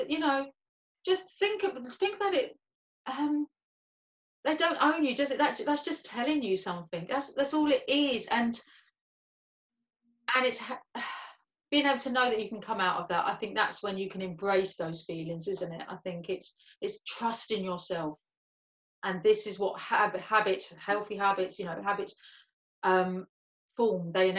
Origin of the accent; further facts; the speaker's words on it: London, United Kingdom; accent: London; I wanted to speak with my London accent. Like, I don't have as much of a London accent as I did have, and as much as my family still have